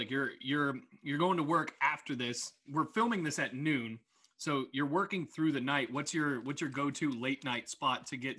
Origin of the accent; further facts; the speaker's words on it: New Kent, Virginia, United States; So growing up in New Kent, like both of us did